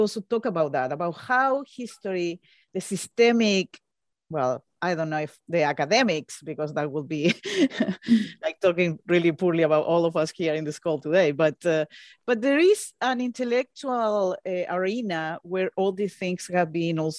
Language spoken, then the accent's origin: English; Chile; I grew up in Chile. I just said that I'm from Chile. So I grew up in the dictatorship. I was 5 years old when the coup happened